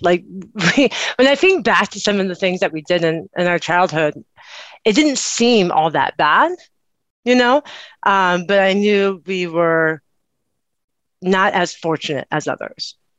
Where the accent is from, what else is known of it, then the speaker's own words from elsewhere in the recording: Austin, Texas, United States; I grew up or I was born in Austin, Texas.